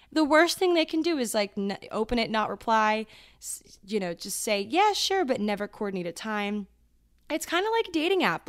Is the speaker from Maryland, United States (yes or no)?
yes; Maryland, United States; moved away as an adult; now in New York, United States; I am from Maryland